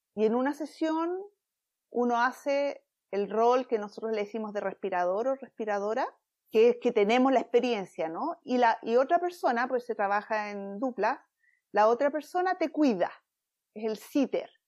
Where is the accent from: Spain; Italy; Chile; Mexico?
Chile; moved away as an adult; now in San Diego, United States; soy chilena, y estando en Chile, eh, bueno, viviendo en Chile, en mis 20